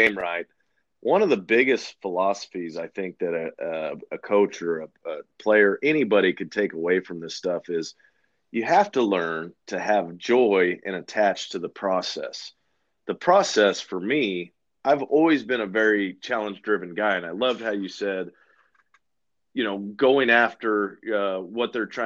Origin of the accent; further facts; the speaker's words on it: Haven, Kansas, United States; I'm from Haven, Kansas, which is right outside of Hutchinson, Kansas